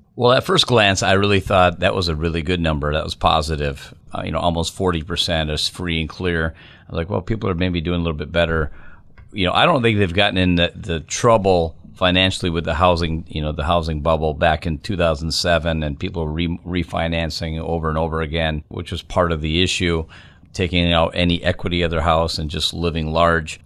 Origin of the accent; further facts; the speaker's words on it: Minnesota, United States; moved away as an adult; now in Wisconsin, United States; I live right over the border in Wisconsin, I grew up in Minnesota